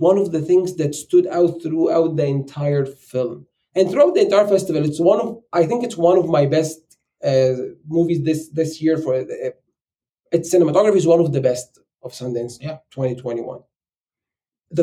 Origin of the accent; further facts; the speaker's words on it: Egypt; moved away as an adult; now in United States; I'm an immigrant. And I live in the US and I'm from Egypt.